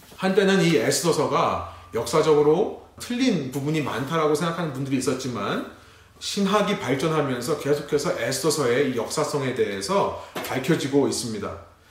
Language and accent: Korean; South Korea; now in United States; 우리 레분교회와 같이 한국인이지만 미국이라는 타지에 살고 있는